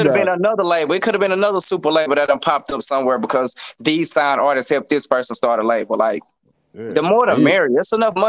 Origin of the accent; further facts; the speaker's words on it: El Dorado, Arkansas, United States; I say El Dorado. They're going to say, where is that? So I might as well just eliminate that question. So I'm just tell you Arkansas. You know Arkansas. It don't matter what city I'm from, because you don't know no way. I'm from Arkansas.